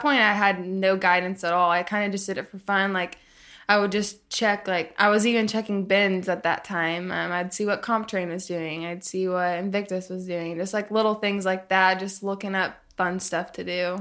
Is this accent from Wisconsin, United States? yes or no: no; Tulsa, Oklahoma, United States; also born or lived in Arkansas; I grew up in Arkansas, and then I lived in Tulsa, Oklahoma for a lot of growing up.